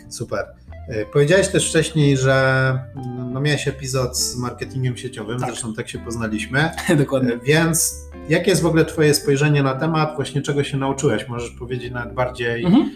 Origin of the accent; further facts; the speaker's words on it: Poland; jestem z Polski